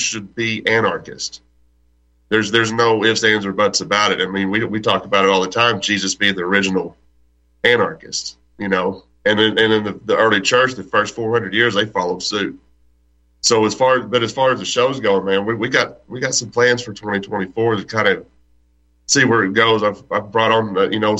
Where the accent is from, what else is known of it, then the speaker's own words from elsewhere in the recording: Texas, United States; I'm born and raised in Texas